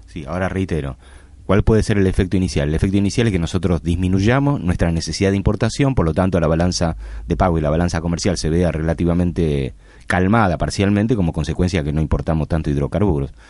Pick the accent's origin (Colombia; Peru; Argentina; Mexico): Argentina; Nosotros somos, el, Argentina